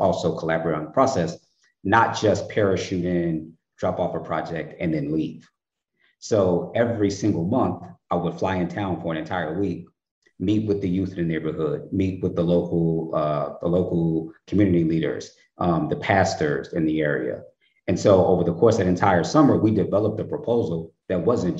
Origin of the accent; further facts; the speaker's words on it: Chicago, Illinois, United States; growing up in Chicago